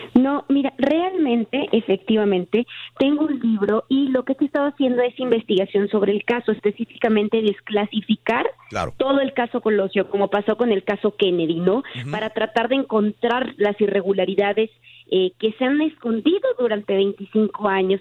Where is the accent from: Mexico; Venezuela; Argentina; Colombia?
Mexico; Tijuana, Baja California; soy de Tijuana